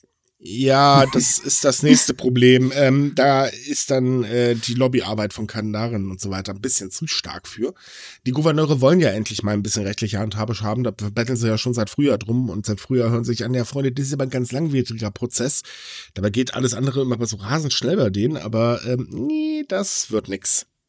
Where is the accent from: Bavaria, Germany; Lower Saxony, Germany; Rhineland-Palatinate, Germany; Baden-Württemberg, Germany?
Lower Saxony, Germany; Hitzacker; moved away; aus Hitzacker, also sprich meine Heimat